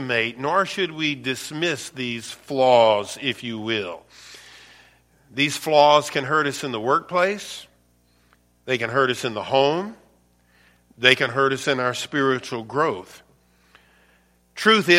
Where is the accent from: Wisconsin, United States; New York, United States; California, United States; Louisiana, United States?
Louisiana, United States; also born or lived in East Baton Rouge Parish, Louisiana; now in Michigan, United States; Where I'm from, born and raised in Louisiana, we call them what? Parishes.